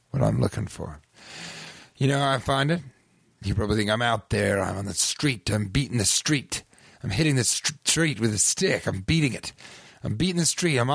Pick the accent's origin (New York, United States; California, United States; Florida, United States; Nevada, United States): California, United States; Bay Area; moved away; Yeah, well, I'm from the Bay Area originally.